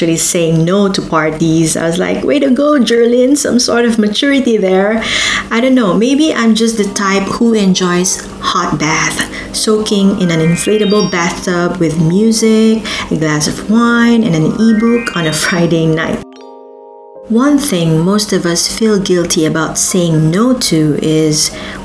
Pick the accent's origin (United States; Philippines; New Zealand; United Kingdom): Philippines; moved away as an adult; I've been living half of my life as a Filipino migrant